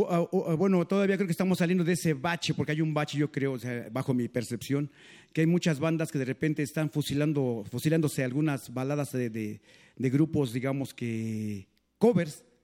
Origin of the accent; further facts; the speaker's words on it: San Juan Ixtenco, Tlaxcala, Mexico; now in Texcoco, Mexico; avecindamos en Texcoco y ahí eh, agarró el nombre de … por Texcoco, Texcoco, pero nosotros somos de Tlaxcala, del pueblo de San Juan Ixtenco.